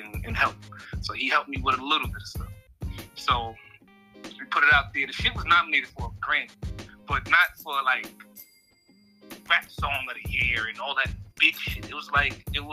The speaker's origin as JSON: {"language": "English", "town": "New York City", "region": "New York", "country": "United States", "said": "I'm from Southside Queens"}